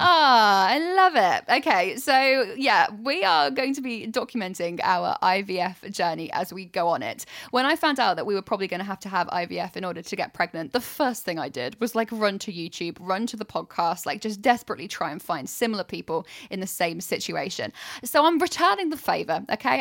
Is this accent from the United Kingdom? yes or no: yes; United Kingdom; we're so British